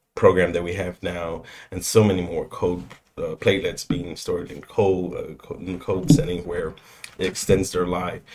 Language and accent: English; San Antonio, Texas, United States; also born or lived in Boston; born and raised here, the south side of San Antonio. Um, grew up there until the age of maybe 20, 21